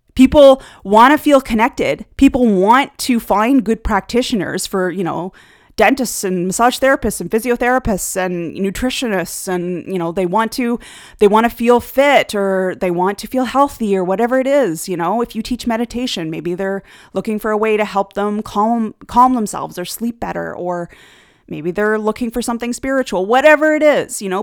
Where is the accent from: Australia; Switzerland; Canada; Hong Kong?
Canada; one of the things of living in Canada is that you do learn the second language here, French.